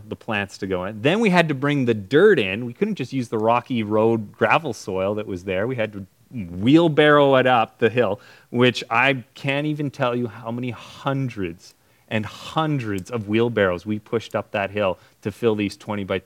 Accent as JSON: {"language": "English", "country": "Canada", "tie": "born or raised there", "said": "when I was growing up in Canada"}